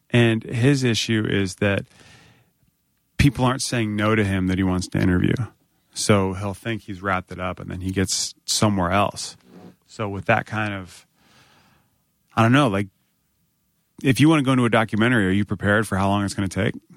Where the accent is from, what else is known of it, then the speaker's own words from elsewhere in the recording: Northern Virginia, United States; I grew up in Northern Virginia